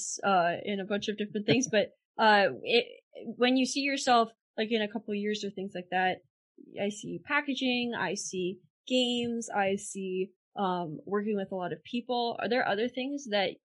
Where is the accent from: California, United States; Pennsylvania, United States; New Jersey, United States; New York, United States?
Pennsylvania, United States; I'm from Pennsylvania and we got the first day of hunting season off from school every single day